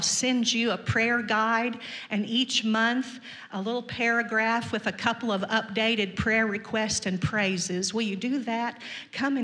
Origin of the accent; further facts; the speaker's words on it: Missouri, United States; I was born in Missouri.